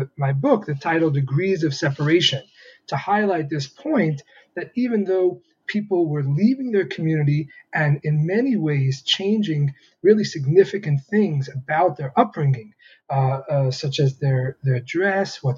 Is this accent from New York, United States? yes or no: yes; New York City, New York, United States; I grew up Lubavitch in the Hasidic community in Crown Heights, Brooklyn